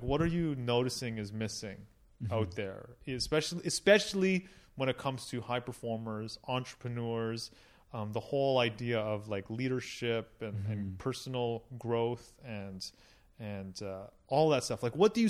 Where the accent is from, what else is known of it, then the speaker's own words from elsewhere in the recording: Toronto, Ontario, Canada; born there; I was born in Toronto, and I feel like I'm soft because of it.